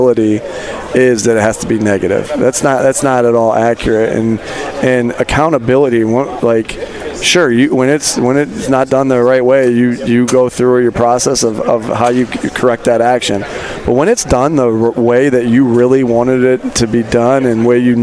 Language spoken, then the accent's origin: English; East Coast, United States; I grew up on the East Coast.